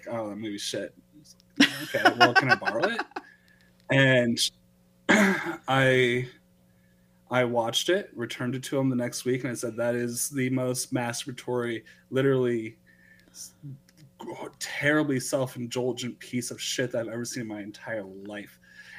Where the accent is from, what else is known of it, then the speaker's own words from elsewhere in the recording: Nebraska, United States; growing up in Nebraska.